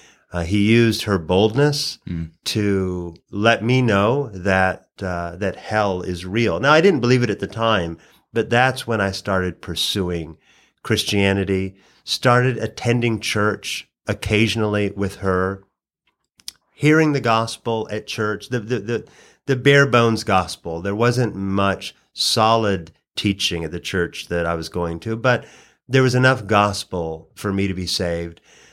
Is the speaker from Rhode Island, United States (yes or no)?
no; Oregon, United States; moved away as an adult; also born or lived in Hawaii / Louisville, Kentucky / Washington, D.C.; now in Atlanta, United States; But originally, I hail from Oregon, so I'm a long way from my original home.